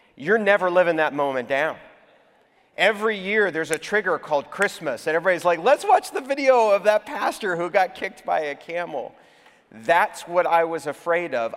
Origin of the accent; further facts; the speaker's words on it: Houston, Texas, United States; now in Atlanta, United States; my hometown, my birth town, is Houston, Texas